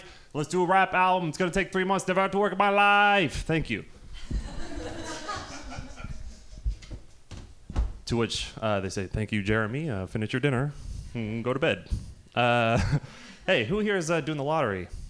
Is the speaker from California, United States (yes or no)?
yes; Marin County, California, United States; I'm from Marin County